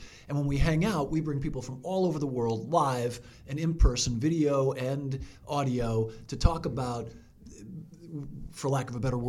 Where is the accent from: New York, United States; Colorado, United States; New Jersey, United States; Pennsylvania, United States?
New York, United States; New York City; I was born and raised in the Bronx, New York, where it's absolutely a law. I'm an Irish Catholic kid from the Bronx.